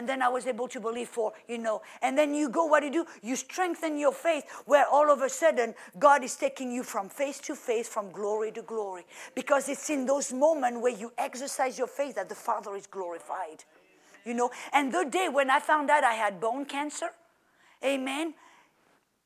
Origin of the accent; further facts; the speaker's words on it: French Riviera, Provence-Alpes-Côte d'Azur, France; moved away as an adult; also born or lived in Oklahoma; now in United States; I come from the French Riviera, like Florida, where it's warm